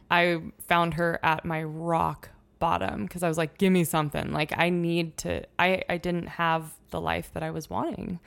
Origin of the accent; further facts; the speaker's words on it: Oregon, United States; moved away as an adult; also born or lived in Mount Hood; now in Montana, United States; I grew up in Oregon